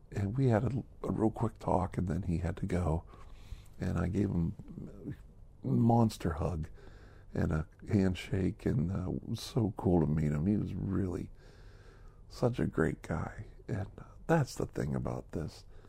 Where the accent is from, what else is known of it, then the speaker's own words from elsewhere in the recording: United States; back in the United States of America, back in my hometown